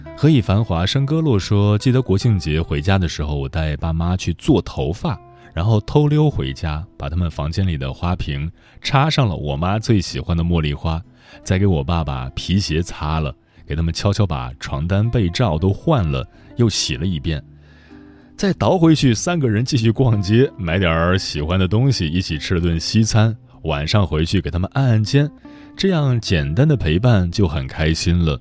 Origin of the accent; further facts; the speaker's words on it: Gongyi, Henan, China; moved away; 抵达河南中部的一个小县城，巩义，那里是我的家乡，是养育了祖辈父辈的土地